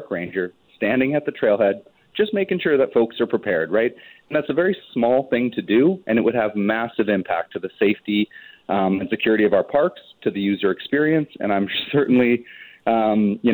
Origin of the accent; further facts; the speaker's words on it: British Columbia, Canada; we as British Columbians